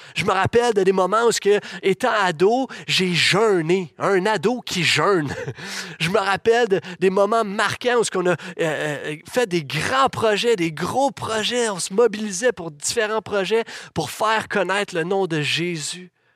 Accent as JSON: {"language": "French", "town": "Laval", "region": "Quebec", "country": "Canada", "tie": "born or raised there", "said": "j'ai grandi dans l'Église, j'ai vécu mon adolescence dans cette Église ici même."}